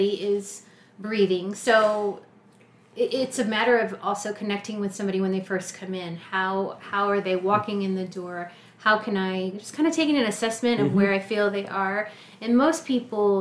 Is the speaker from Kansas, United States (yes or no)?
no; San Marcos, Texas, United States; moved away as an adult; also born or lived in Austin, Texas; now in Lawrence, United States; I came here from Austin. I'm Texas. Originally from a town just south of Austin called San Marcos.